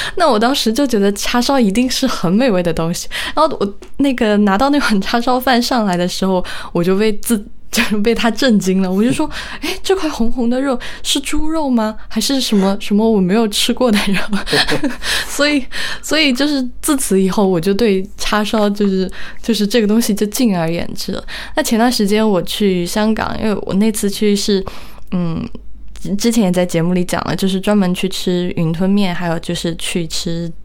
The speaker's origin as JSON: {"language": "Chinese", "region": "Sichuan", "country": "China", "tie": "born or raised there", "also_born_or_lived": "Shanghai", "moved": "as an adult", "said": "我是四川人"}